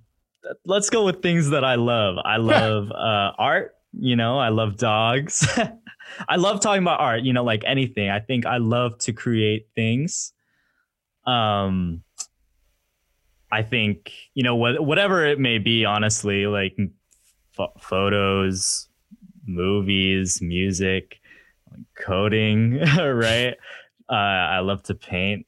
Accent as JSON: {"language": "English", "town": "Auburn", "region": "Washington", "country": "United States", "tie": "born or raised there", "also_born_or_lived": "Pullman, Washington", "said": "born and raised in Washington."}